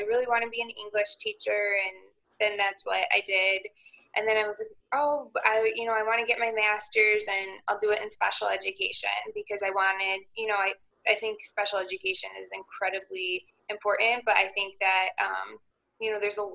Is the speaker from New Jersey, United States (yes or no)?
no; Marengo, Illinois, United States; also born or lived in Crystal Lake, Illinois; I grew up in Lake Marengo, right on the outskirts, and then I went to high school in Crystal Lake